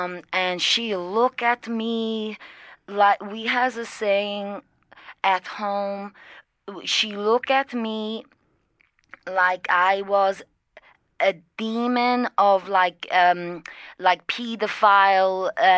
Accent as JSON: {"language": "English", "country": "Brazil", "second_language": "English", "lives_now": "Dublin, Ireland"}